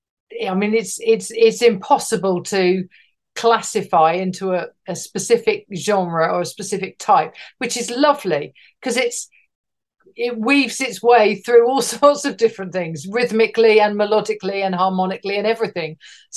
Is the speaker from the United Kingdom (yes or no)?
yes; Hertfordshire, East of England, United Kingdom; Hertfordshire, just north of London, actually.